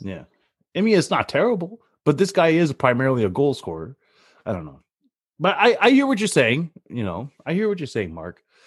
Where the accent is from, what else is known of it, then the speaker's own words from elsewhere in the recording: Canada; being Canadian